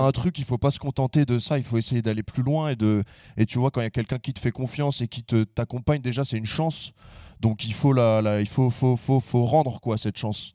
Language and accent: French; Conflans-Sainte-Honorine, Île-de-France, France; on est de Conflans.